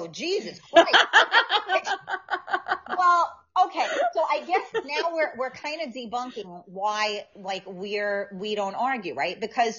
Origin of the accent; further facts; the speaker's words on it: New York, United States; Sylvia said I have a short temper as well. We're from New York.